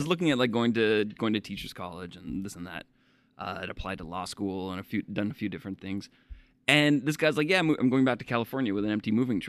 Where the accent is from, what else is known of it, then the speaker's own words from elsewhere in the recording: Canada; now in United States; that's the thing about like being Canadian is that, like, you know, I've been living in the States for what, 14 years now, so I've heard all the Canadian jokes.